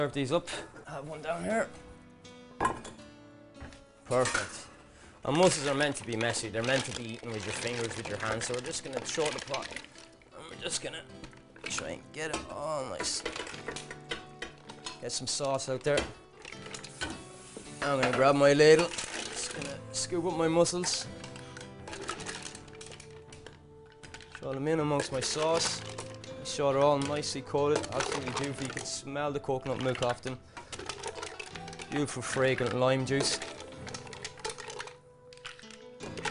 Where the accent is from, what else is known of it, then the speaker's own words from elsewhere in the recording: Ireland; being Irish